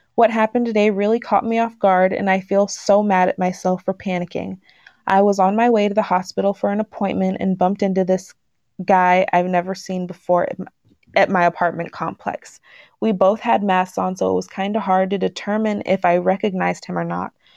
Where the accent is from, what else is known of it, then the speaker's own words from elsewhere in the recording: Washington, United States; also born or lived in Texas; telling people that I come from Texas, I always get the comment of, "Oh, you don't have an accent." Then it's like, "Because I grew up in Washington."